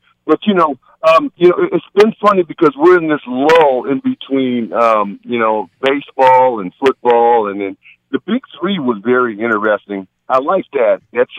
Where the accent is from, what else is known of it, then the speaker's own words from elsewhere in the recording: Pasadena, California, United States; I'm from Pasadena. And, you know, I grew up just around the corner from where Jackie Robinson grew up